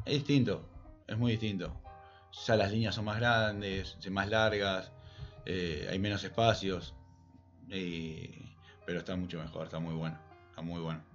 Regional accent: San Clemente del Tuyú, Buenos Aires Province, Argentina; moved away as an adult; also born or lived in Tandil; now in Buenos Aires, Argentina; Yo soy de la costa. Así que yo empecé jugando en la costa y vine a Buenos Aires a los 19 años

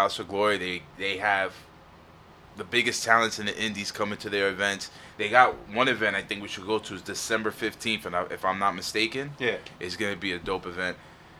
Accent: New York City, New York, United States; we're from Queens, New York, one of the boroughs out here

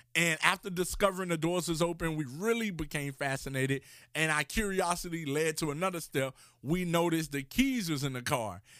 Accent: Miami, Florida, United States; I grew up in Miami, Florida

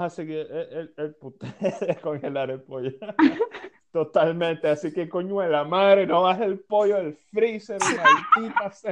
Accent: Venezuela; somos venezolanos los tres que estamos hablando

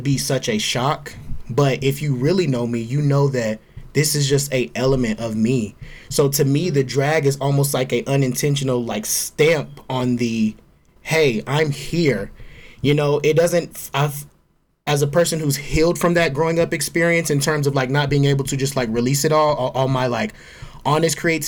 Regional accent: Georgia, United States; as a Black gay man growing up in the South, in Georgia

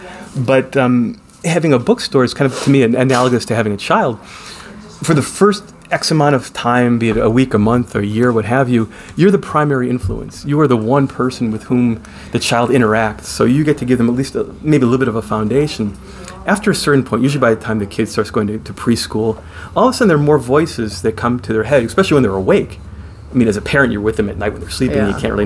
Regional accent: Oak Park, Michigan, United States; moved away as an adult; also born or lived in Lansing, Michigan; now in Holt, United States; I grew up in Metro Detroit. I grew up in Oak Park, which was a splendidly diverse melting pot community

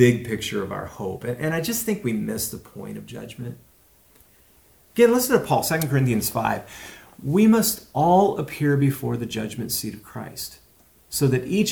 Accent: Walla Walla, Washington, United States; growing up in Walla Walla in fourth grade

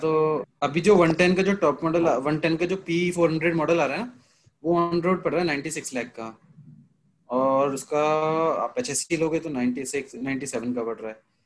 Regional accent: Meerut, Uttar Pradesh, India; मेरा ही शहर हो गया मेरठ मैं मेरठ से हूँ

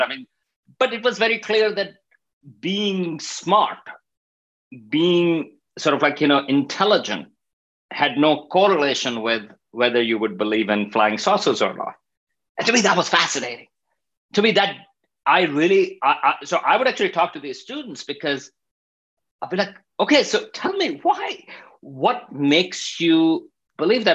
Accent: Pakistan; moved away as an adult; also born or lived in Stony Brook, New York; I'm coming from Pakistan

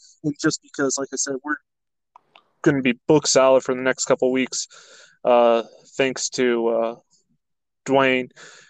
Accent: Michigan, United States; growing up in Michigan

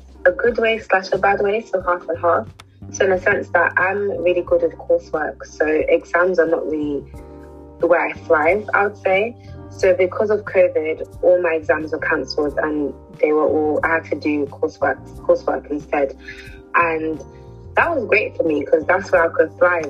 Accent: London, United Kingdom; I was born and raised in London, but my family originally comes from Nigeria

